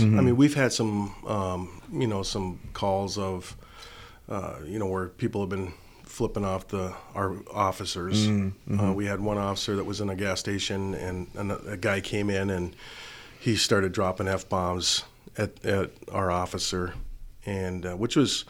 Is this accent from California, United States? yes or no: no; Pequot Lakes, Minnesota, United States; and they didn't know that I was from Pequot. They thought I was from Minneapolis, probably.